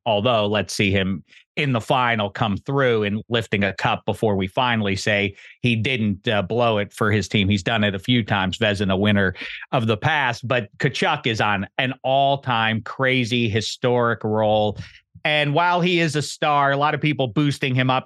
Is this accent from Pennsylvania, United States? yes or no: yes; Pittsburgh, Pennsylvania, United States; I'm from Pittsburgh